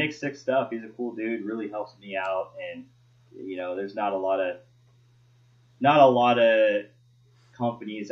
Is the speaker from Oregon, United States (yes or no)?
yes; Oregon, United States; growing up in Oregon